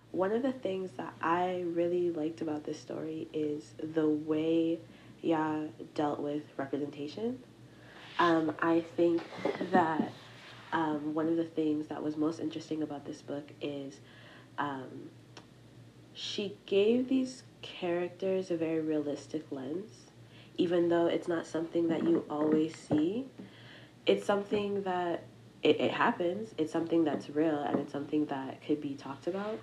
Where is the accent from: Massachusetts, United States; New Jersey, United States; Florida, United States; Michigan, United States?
Massachusetts, United States; I am a Nigerian American nursing student, um, from Massachusetts.